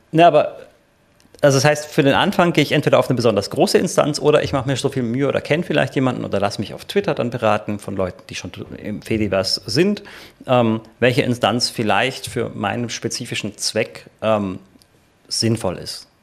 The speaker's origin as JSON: {"language": "German", "country": "Germany", "said": "bei uns in Deutschland"}